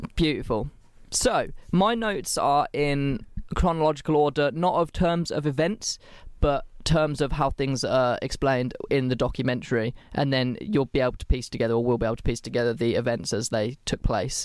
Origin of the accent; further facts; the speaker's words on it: England, United Kingdom; I'm English